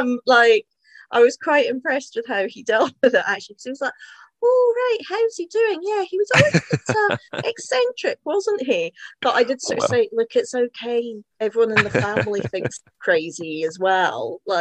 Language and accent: English; Black Isle, Scotland, United Kingdom; I grew up in the Black Isle.